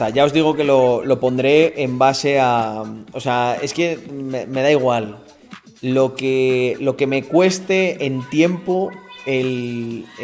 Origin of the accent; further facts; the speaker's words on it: Almendralejo, Extremadura, Spain; also born or lived in Mérida; Mérida, donde legalmente nací. Aunque soy de Almendralejo. Pero claro, todos los niños de Almendralejo y de los pueblos nacían en, en el hospital de Mérida.